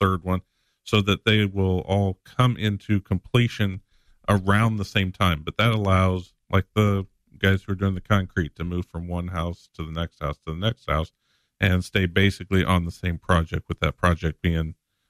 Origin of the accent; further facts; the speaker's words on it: Springfield, Illinois, United States; Born and raised in the Springfield area. I actually was born, my parents lived in Northgate.